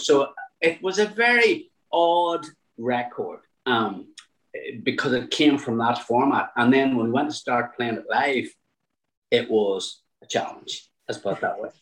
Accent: Newry, Northern Ireland, United Kingdom; I'm from Newry

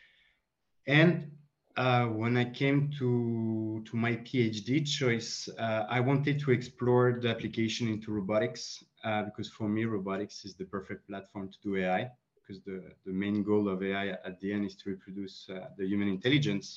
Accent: France; also born or lived in Colombia; I'm a Franco-Colombian. I was born in Colombia, but raised in France.

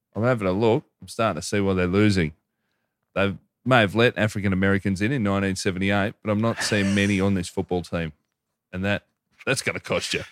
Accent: Hoppers Crossing, Victoria, Australia; I grew up in Hoppers, like, forty, forty-five minutes out of Melbourne

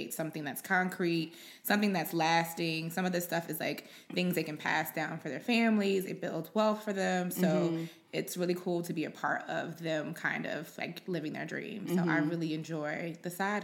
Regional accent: Richmond, Virginia, United States; also born or lived in Chapel Hill, North Carolina; I'm originally from Richmond, went to school at UNC Chapel Hill, did the whole graphic design major, came back here.

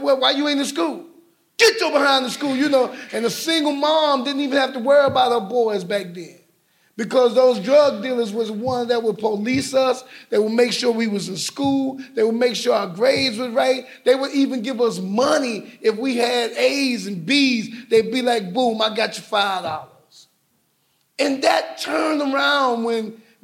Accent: New York City, New York, United States; I'm growing up in Brooklyn, New York

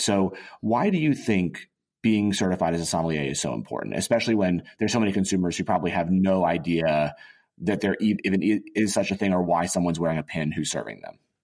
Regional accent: Auburn, Alabama, United States; also born or lived in Boulder, Colorado; my my my dad got a job at Auburn University, and we wound up War Eagle going moving to Auburn

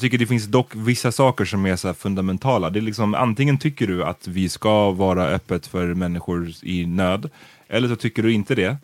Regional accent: Gambia; now in Sweden; Gambia, som jag är ifrån

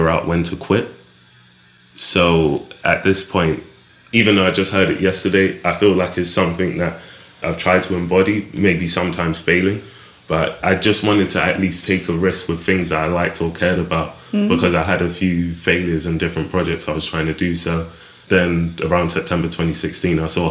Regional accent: London, United Kingdom; also born or lived in Clapham; I grew up in Brixton, South London, born in Clapham, kind of stayed around the area.

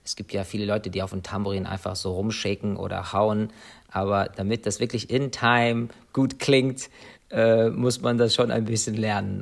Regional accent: Ireland; moved away; also born or lived in United States; Ich bin in Irland geboren, das ist meine Heimat.

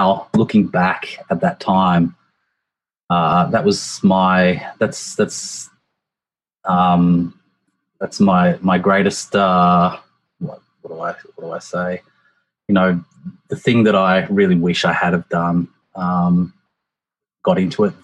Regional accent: Australia; moved away as an adult; now in Japan; I'm from Australia

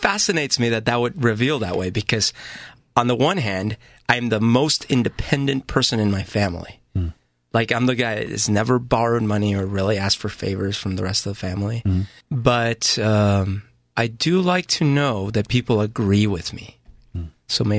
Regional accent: Bogota, Bogotá Capital District, Colombia; I didn't grow up in an alcoholic house, but I grew up in Colombia and Bogota and in a very kind of volatile country.

